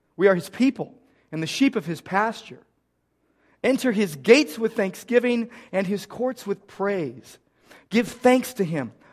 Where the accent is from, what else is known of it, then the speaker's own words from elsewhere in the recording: United States; I grew up in America